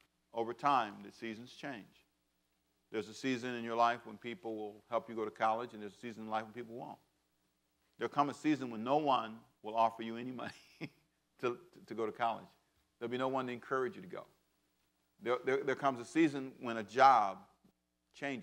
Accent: Los Angeles, California, United States; moved away as an adult; now in Savannah, United States; I was born in Savannah but raised in Los Angeles

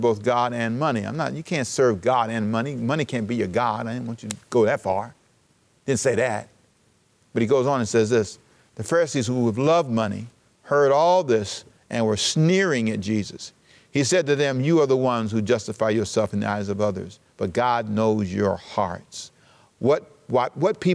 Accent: Los Angeles, California, United States; also born or lived in Savannah, Georgia; I was born in Savannah, raised in Los Angeles in South Central

